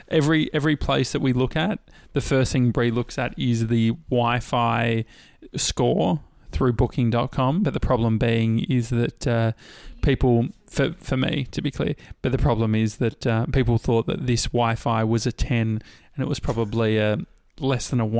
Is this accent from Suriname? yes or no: no; near Dandenong, Victoria, Australia; I grew up near Dandenong.